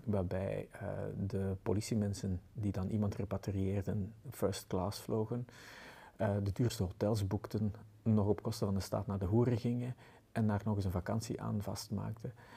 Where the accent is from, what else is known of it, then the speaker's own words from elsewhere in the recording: Antwerp, Flanders, Belgium; bij ons in Antwerpen